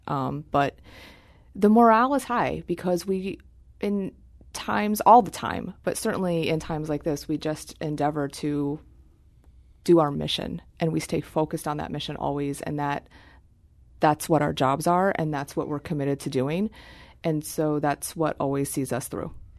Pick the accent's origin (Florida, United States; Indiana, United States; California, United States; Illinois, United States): Indiana, United States; Terre Haute; moved away; I am from Terre Haute, Indiana